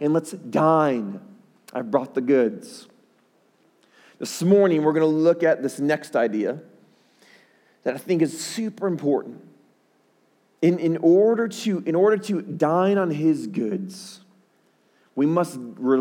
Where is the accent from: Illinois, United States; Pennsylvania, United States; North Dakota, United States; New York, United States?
Illinois, United States; Chicago; my hometown, Chicago. That's where I'm from